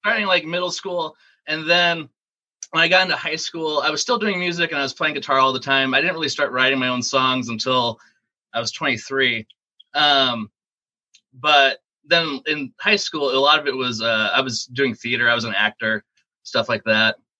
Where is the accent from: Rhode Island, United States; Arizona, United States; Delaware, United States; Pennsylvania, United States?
Arizona, United States; Phoenix; also born or lived in Wisconsin Rapids, Wisconsin; I was born in Wisconsin, and then I moved from there when I was six and we moved to Arizona, and I've been here ever since. So I've basically been raised in Phoenix